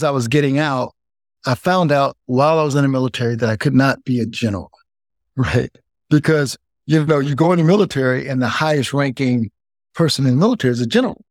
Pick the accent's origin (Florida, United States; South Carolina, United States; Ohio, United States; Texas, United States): South Carolina, United States; moved away; also born or lived in San Francisco; we moved from South Carolina and moved to San Francisco